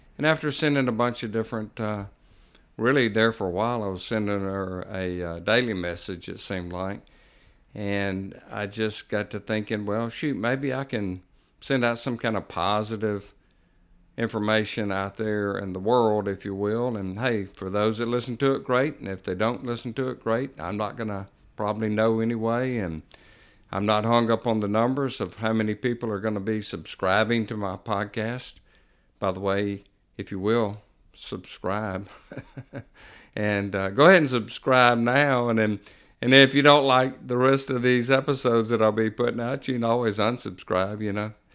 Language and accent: English; Jackson, Mississippi, United States; moved away as an adult; also born or lived in Pearl River County, Mississippi; now in Picayune, United States; I grew up in Jackson, Mississippi, moved to Pearl River County area in nineteen ninety-eight